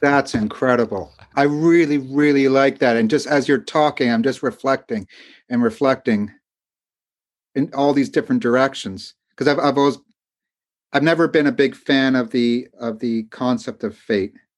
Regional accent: Canada; moved away as an adult; also born or lived in London, England; although I'm American, I grew up in Canada

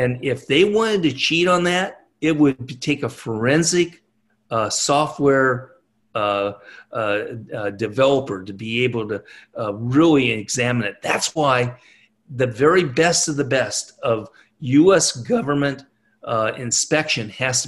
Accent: California, United States; moved away as an adult; now in Nashville, United States; I was born and raised in California.

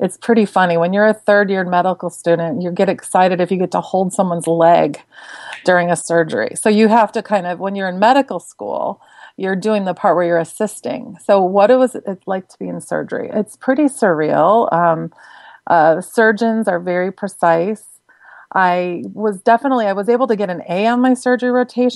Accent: Midwest, United States; I grew up in the Midwest

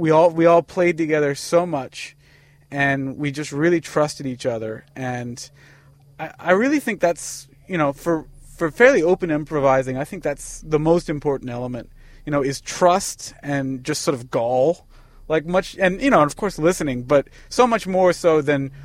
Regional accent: Columbia, Maryland, United States; born or raised there; also born or lived in Bavaria, Germany / Washington, D.C.

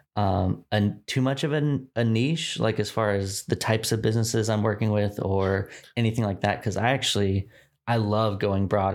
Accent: Dallas, Texas, United States; moved away as an adult; also born or lived in Richmond, Virginia; I was born in Dallas, Texas. Um, I've, I grew up here in the suburbs of Dallas, so, like, far north Dallas

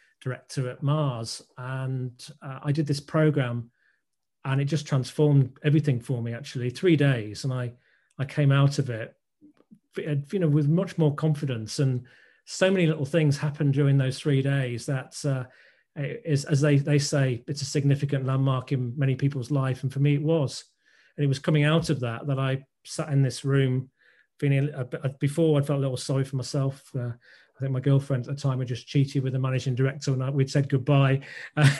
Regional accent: Scunthorpe, Yorkshire and the Humber, United Kingdom; I was brought up in Scunthorpe.

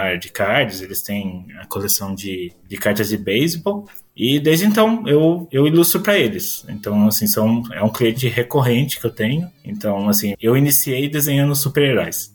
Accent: Piracicaba, São Paulo, Brazil; eu sou do do interior também, sou de Piracicaba, acho que o sotaque vai entregar

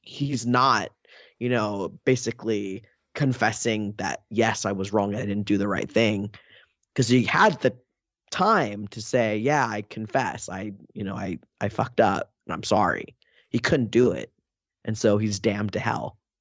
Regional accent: Oakland, California, United States; I'm from Oakland

